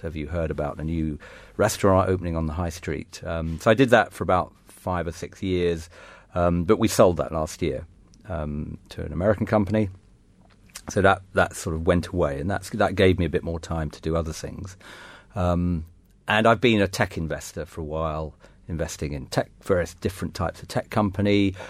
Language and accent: English; England, United Kingdom; also born or lived in France / Germany / Austria; And I was brought up in France and Germany and Austria, as well as England.